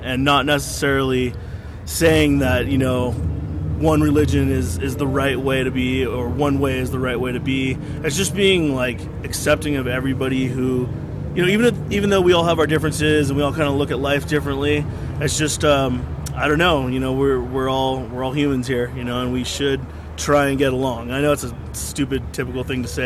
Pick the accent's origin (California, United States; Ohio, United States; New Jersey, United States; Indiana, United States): California, United States; Santa Cruz; my parents were hippies, you know, we come from Santa Cruz, which is, you know, it's it's just an open-minded hippie town, and that's just what I'm used